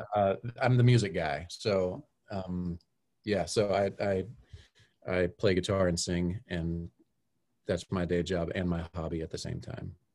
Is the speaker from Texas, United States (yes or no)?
yes; Texas, United States; growing up in Texas, there's lots of country music